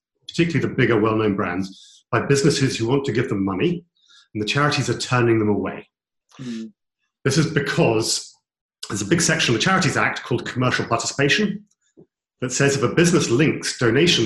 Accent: United Kingdom; we're British

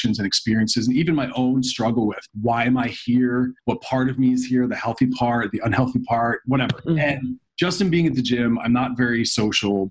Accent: Philadelphia, Pennsylvania, United States; moved away as an adult; also born or lived in New York City; I'm from Philadelphia

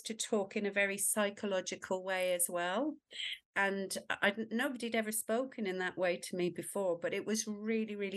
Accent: Ireland; moved away as an adult; now in United Kingdom; I was born and brought up in Ireland, and I moved to the UK when I was 20.

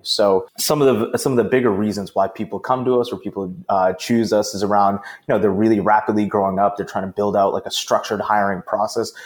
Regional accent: Boston, Massachusetts, United States; my hometown of Boston.

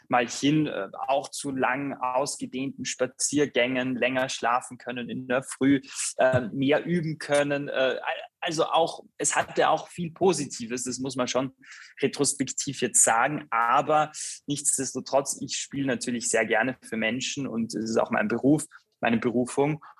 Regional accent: Graz, Styria, Austria; Und jetzt bin ich sozusagen für die nächsten, ja, kann man sagen, zehn Monate hier in Graz wieder in meiner alten Heimatstadt.

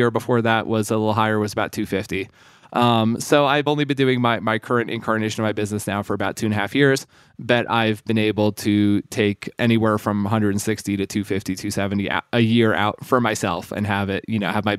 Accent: Sweden; moved away; I was born in Sweden. My father's side of my family is Swedish. My mom's American. You know, as a little kid in Sweden

